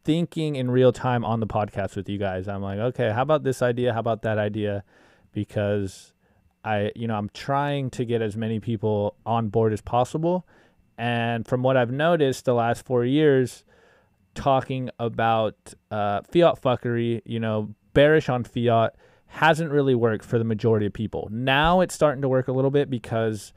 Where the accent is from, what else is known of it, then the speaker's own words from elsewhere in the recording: United States; as an American